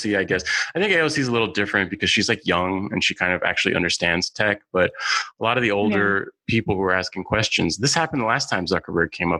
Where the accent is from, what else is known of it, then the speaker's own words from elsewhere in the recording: San Francisco, California, United States; I'm a San Francisco native. I grew up in San Francisco